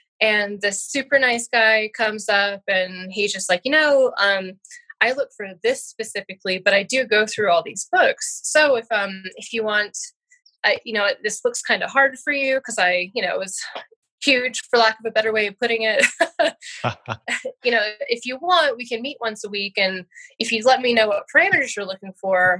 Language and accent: English; Alaska, United States; I was born and raised in Alaska